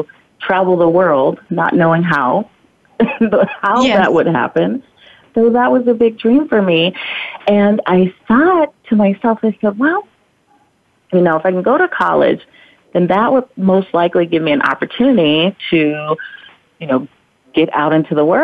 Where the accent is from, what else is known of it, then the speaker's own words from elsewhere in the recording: Alabama, United States; now in Maui, United States; I grew up, born and raised in Alabama, very rural, tiny little town